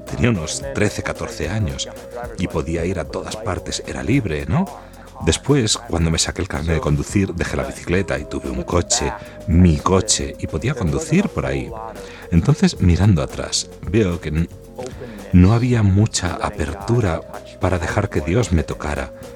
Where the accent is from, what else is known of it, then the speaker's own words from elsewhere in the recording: Michigan, United States; Soy de Estados Unidos, diócesis de Michigan